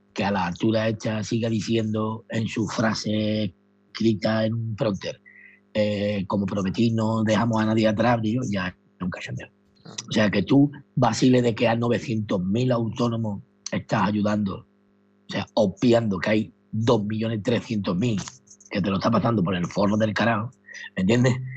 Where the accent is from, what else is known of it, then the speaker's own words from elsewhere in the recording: Madrid, Community of Madrid, Spain; yo soy de Valleca